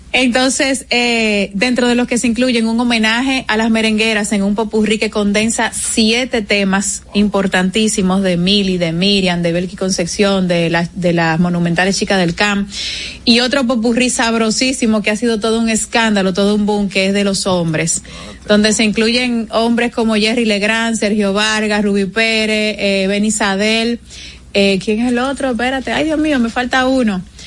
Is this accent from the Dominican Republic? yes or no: yes; Dominican Republic; es lo que nos identifica como, como, como dominicanos